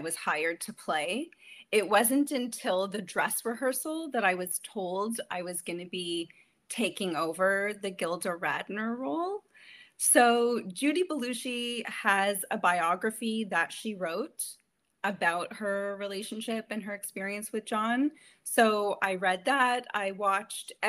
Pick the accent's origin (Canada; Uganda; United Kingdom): Canada; Maple, Ontario; moved away as an adult; also born or lived in New York City / Los Angeles; I'm originally from Maple. I grew up in this small town that's been growing rapidly